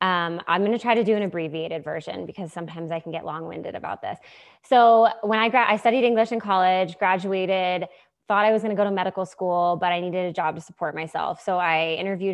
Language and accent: English; New Hampshire, United States; I grew up in New Hampshire in the middle of nowhere